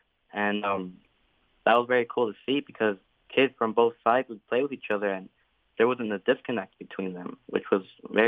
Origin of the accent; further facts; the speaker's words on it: Mexico; moved away; I grew up in Mexico